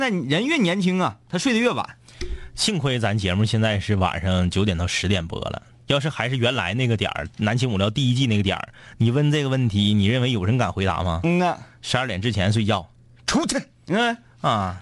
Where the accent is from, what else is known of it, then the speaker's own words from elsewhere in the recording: Liaoning, China; 我们老家有，辽宁老家有